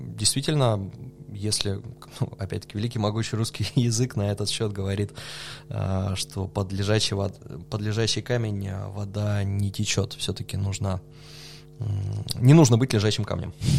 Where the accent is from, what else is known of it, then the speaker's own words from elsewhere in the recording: Novosibirsk, Novosibirsk Oblast, Russia; also born or lived in Germany; вернулся домой в Новосибирск